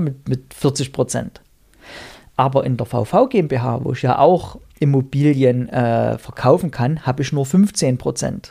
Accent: Erzgebirge, Saxony, Germany; in meiner Heimat im Erzgebirge

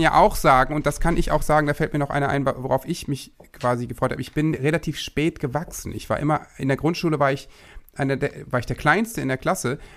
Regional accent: Worpswede, Lower Saxony, Germany; born or raised there; also born or lived in Osterholz-Scharmbeck

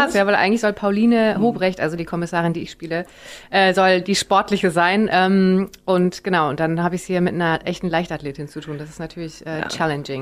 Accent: Bonn, North Rhine-Westphalia, Germany; moved away; Ich bin quasi aufgewachsen in Bonn, als es noch gerade Hauptstadt war.

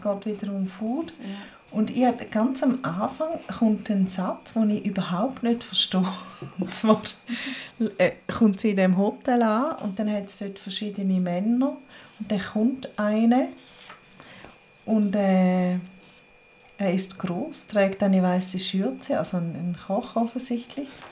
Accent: St. Gallen, Switzerland; now in Bern, Switzerland; wir St. Gallerinnen in Bern

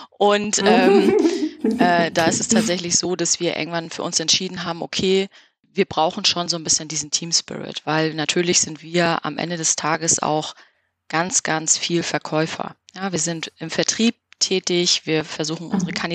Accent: Hamburg, Germany; Da haben wir als Hamburger natürlich einen großen Vorteil, dass wir relativ schnell an der Ostsee sind

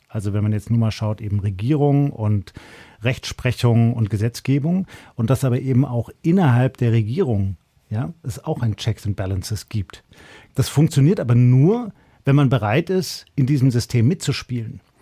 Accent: Germany; bei uns in Deutschland

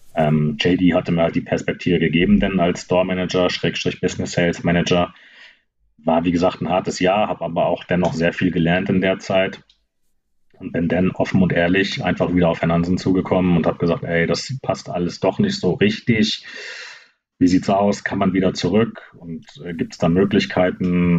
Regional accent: Kiel, Schleswig-Holstein, Germany; machen Kiel richtig schlecht gerade, aber ist das meine Heimat

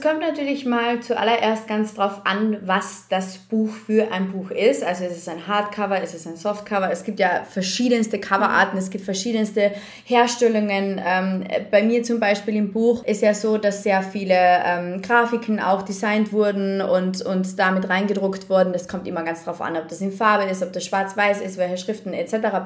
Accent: Carinthia, Austria; weil die halt auch Kärntnerin bin, ich habe ja auch einen Dialekt

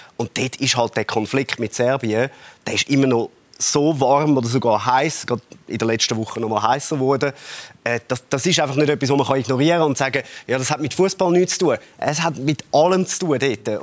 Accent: Zurich, Switzerland; so sind wir Zürcher

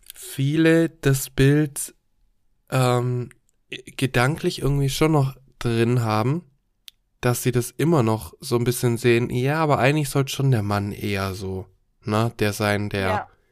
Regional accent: Germany; bei uns in Deutschland

